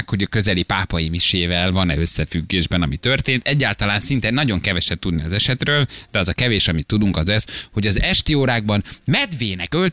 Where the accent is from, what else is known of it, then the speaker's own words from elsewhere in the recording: Gheorgheni, Harghita County, Romania; Én Gyergyói vagyok